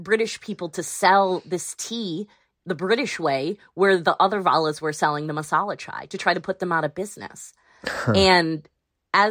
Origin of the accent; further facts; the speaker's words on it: Illinois, United States; I grew up dealing with a lot of racism, being an Indian American, a Gujarati American living in Illinois